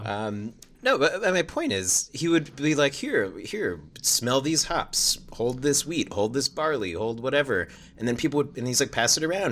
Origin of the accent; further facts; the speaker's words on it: East Coast, United States; also born or lived in Washington, D.C.; I'm from the East Coast.